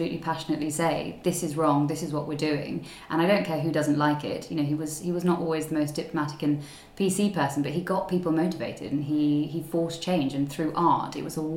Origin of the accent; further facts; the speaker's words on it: Surrey, South East England, United Kingdom; also born or lived in Zambia; grew up, born and bred in Surrey, and have been here, you know, most of the time